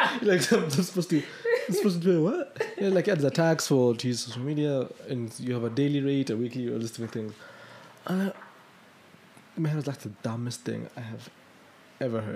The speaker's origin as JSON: {"language": "English", "country": "Kenya", "said": "as a Kenyan"}